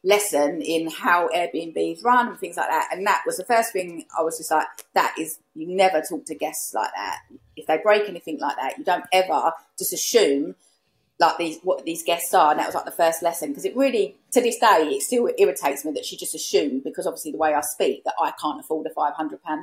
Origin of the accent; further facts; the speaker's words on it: United Kingdom; accent: Essex; also born or lived in East London; I'm East London. I'm from Essex. I live in Essex now. So obviously, I do sound a certain way